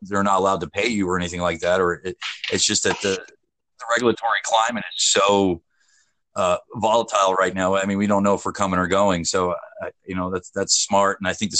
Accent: United States; where the Americans are, because I'm an American, we're being basically told no on a lot of things right now.

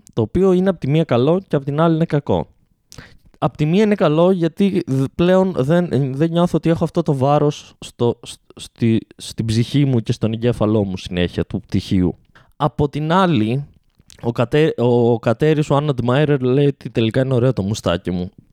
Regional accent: Ioannina, Epirus, Greece; Είμαστε οι παράνοιες από τα Γιάννενα, ε, στα Γιάννενα, επί των Ιωαννίνων

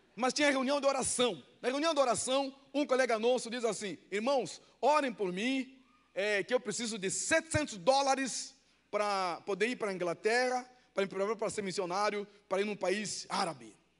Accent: Angola; Portuguese is a second language; moved away as an adult; now in Brazil; Eu nasci numa aldeia eu nasci numa aldeia, não falava português. Eu conheci cidade com 11 anos. Fui para a guerra, fui treinado pelos soviéticos e cubanos. Participei da guerra de Angola

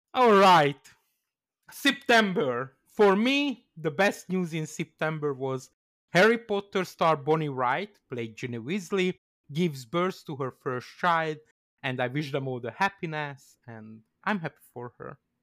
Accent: Canada; As a Canadian

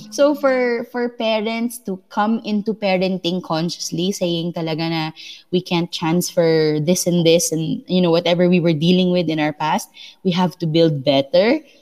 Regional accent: Philippines; us Filipinos

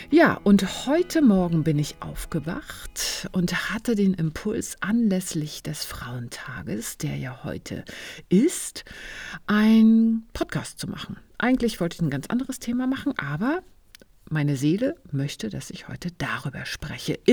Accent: eastern Germany, Germany; Ja, ich bin im Osten Deutschlands aufgewachsen.

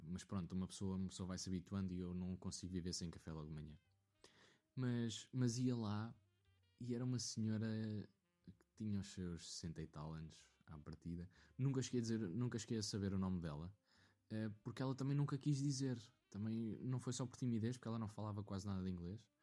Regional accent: Leiria, Centro, Portugal; que era de Leiria

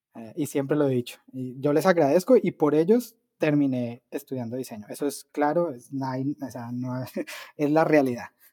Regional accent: Cali, Valle del Cauca, Colombia; moved away; yo estudié en una universidad en Colombia, eh, en Cali, que es de donde yo soy

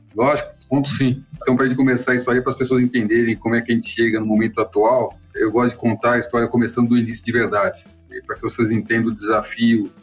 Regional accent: São Paulo, Brazil; eu nasci na periferia de São Paulo. Na verdade, eu nasci no Hospital Municipal da Lapa, mas a minha família, meus pais nesse momento moravam em Pirituba

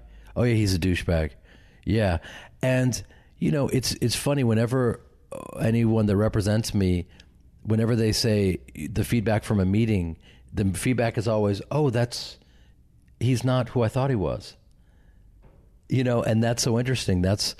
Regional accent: Midwest, United States; I'm from the Midwest. I'm from this acting family and an acting community where we support each other and love each other and we're there for each other.

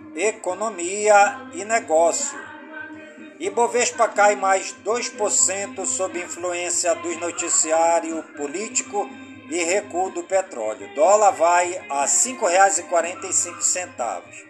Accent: Careiro da Várzea, Amazonas, Brazil; born or raised there

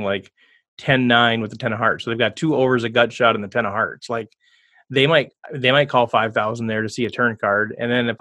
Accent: Minnesota, United States; I'm from Minnesota

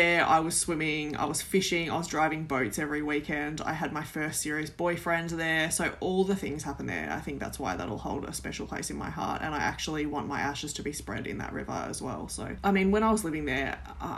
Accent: Mallacoota, Victoria, Australia; also born or lived in Melbourne, Yarra Valley; I grew up in a small coastal town called Mallacoota. We moved from Melbourne in the Yarra Valley

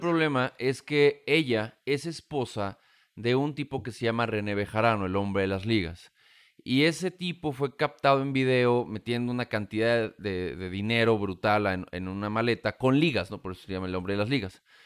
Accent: Mexico; aquí en México

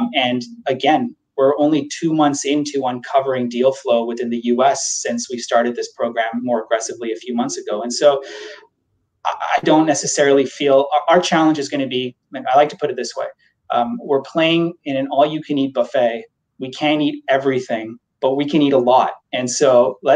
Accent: Canada; we're Canadian too. We understand that healthcare here is a universal healthcare right.

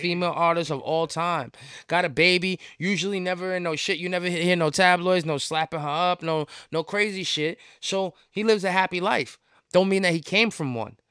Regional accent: New York City, New York, United States; as a New Yorker

